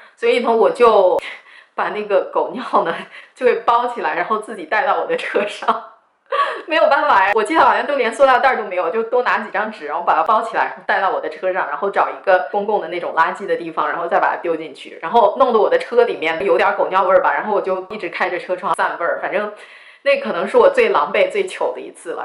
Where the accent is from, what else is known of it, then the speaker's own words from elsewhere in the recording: Shanxi, China; 我是山西人